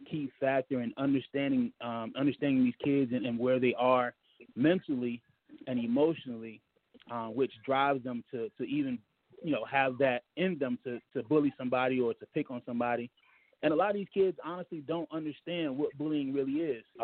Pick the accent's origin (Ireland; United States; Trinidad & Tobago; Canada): United States; Mississippi; I grew up down in Mississippi, man.